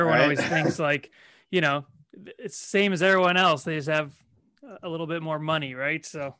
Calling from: Toronto, Ontario, Canada

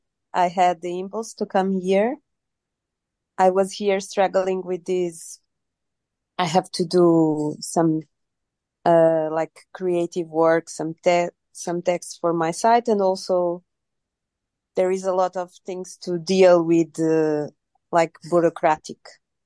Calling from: Lisbon, Portugal

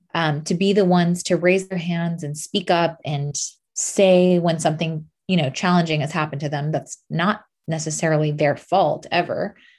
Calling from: Los Angeles, California, United States; I'm calling in from Los Angeles.

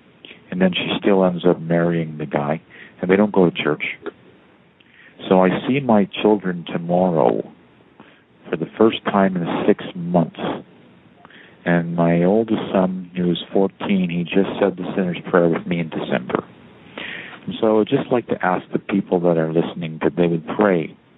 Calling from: Toronto, Ontario, Canada; I'm calling from Toronto.

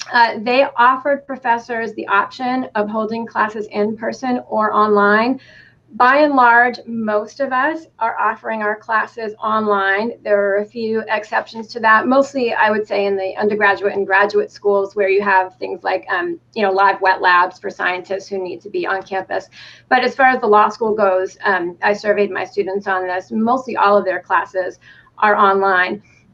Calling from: Ithaca, New York, United States; So I'm calling from Ithaca, New York, which is in Tompkins County, New York. We're about an hour south of Syracuse.

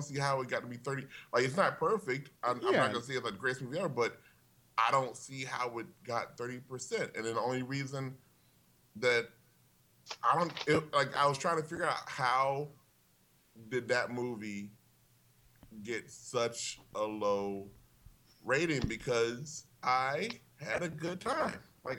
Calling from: Glendale, United States; Hello. I'm …. I'm calling from Glendale.

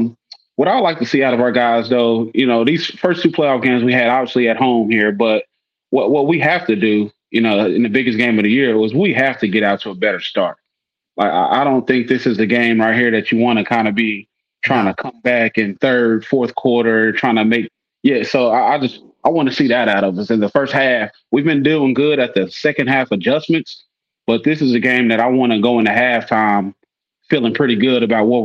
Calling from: Indiana, United States; Okay. Awesome. Yeah, I'm in Indiana, guys.

